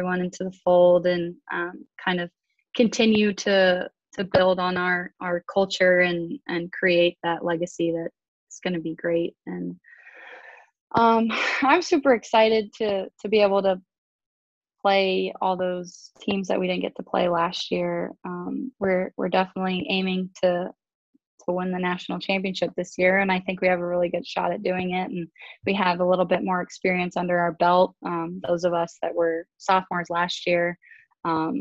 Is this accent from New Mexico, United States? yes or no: no; Texas, United States; I'm from Texas, so I'm a big country fan